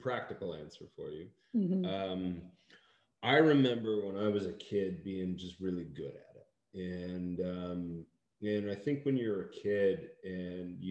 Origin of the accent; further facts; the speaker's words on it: Seattle, Washington, United States; And where I grew up in Seattle felt like a small town.